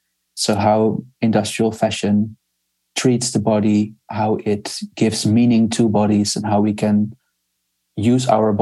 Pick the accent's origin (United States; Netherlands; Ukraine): Netherlands; I'm from the Netherlands. I live in a small town in the south of the Netherlands, in very close to the forest, which is very nice.